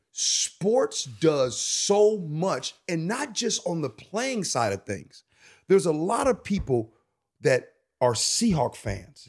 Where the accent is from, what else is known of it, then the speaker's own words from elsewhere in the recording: Chicago, Illinois, United States; I'm from Chicago